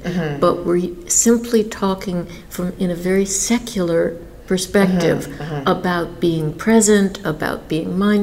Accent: New York, United States; I grew up in New York

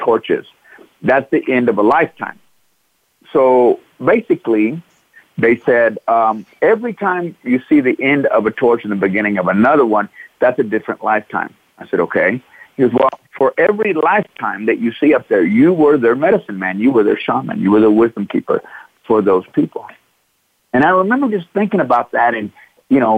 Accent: Midlothian, Texas, United States; I grew up Midlothian, Texas

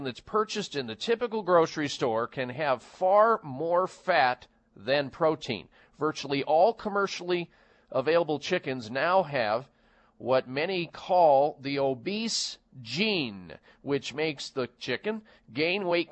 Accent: Midwest, United States; I was raised in the Midwest

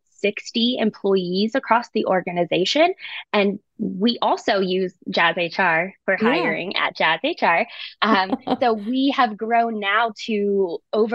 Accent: Pittsburgh, Pennsylvania, United States; I'm from Pittsburgh, Pennsylvania, born and raised

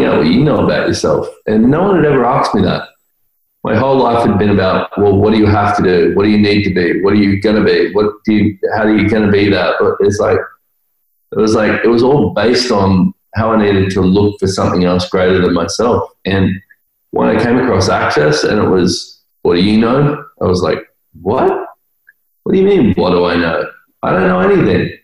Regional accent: Australia; I'm Australian

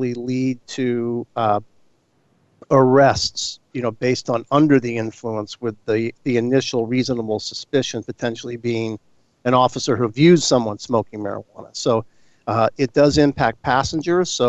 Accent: San Mateo, California, United States; State Senator Jerry Hill from San Mateo, my hometown

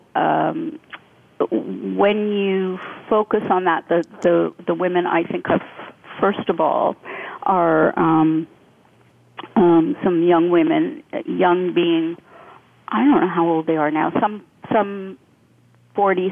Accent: Canada; I came from Canada

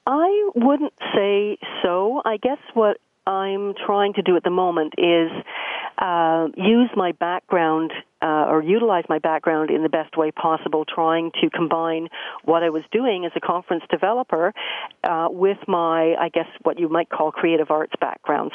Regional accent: Peterborough, Ontario, Canada; also born or lived in London, Ontario; I was born and raised in Peterborough, Ontario

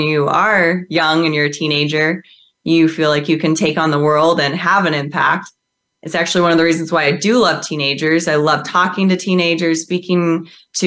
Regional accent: Midwest, United States; I actually grew up on a farm in the Midwest

